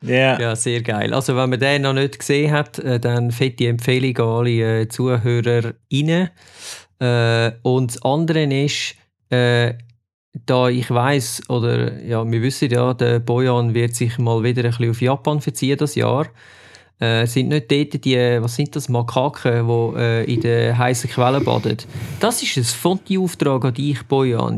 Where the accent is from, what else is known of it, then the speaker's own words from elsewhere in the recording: Switzerland; bei uns in der Schweiz